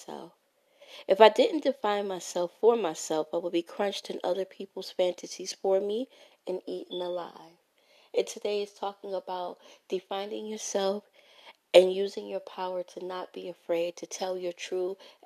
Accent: New York City, New York, United States; growing up in Brooklyn, New York at 561 Gates Avenue, apartment 4

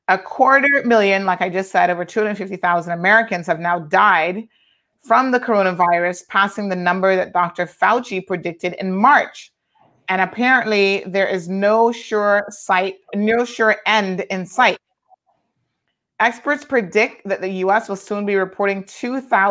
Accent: Cayman Islands; us Caymanians

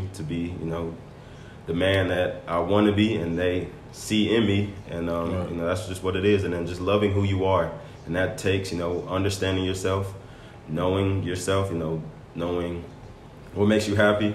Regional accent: Atlanta, Georgia, United States; I'm from Atlanta, Georgia

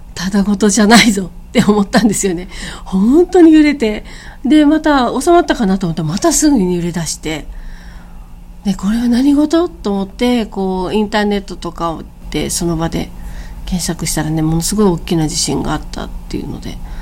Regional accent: Okinawa, Japan; moved away; also born or lived in Osaka / Tokyo; まあ、地元に戻ってきたっていう感じなので

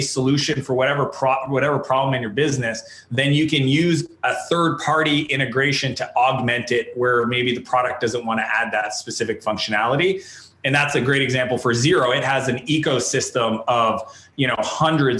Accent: Canada; I'm a Canadian entrepreneur

